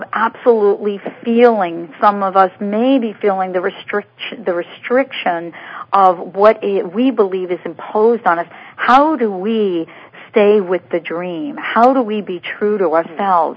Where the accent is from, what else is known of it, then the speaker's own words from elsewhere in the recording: New York, United States; I'm from New York.